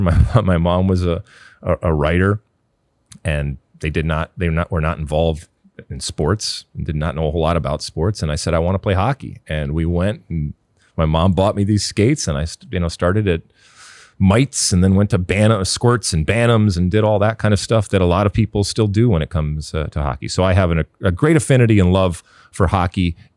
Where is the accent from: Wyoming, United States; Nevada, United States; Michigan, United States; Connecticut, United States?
Michigan, United States; I grew up in Michigan.